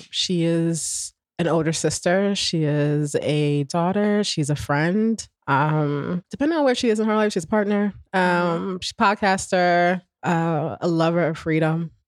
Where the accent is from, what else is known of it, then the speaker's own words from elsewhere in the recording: Newark, New Jersey, United States; I grew up in Newark